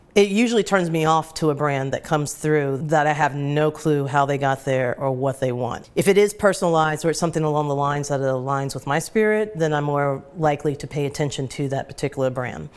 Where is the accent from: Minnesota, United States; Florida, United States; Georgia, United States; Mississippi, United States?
Georgia, United States; Atlanta; moved away as an adult; now in New York, United States; grew up in Atlanta, and then settled in, uh, New York in nineteen ninety-six